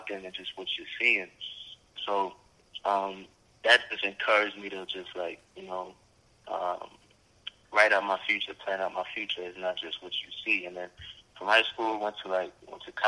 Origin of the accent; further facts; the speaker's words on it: New York City, New York, United States; also born or lived in Oregon; I'm from Brooklyn, New York, of course. Grew up in a Haitian household. You know, my mother, my grandmother raised me in Brooklyn, Flatbush, to be exact